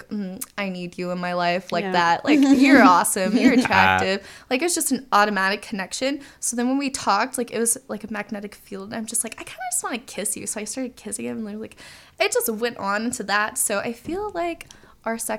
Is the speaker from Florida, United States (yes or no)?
yes; Jacksonville, Florida, United States; I'm from Jacksonville, Florida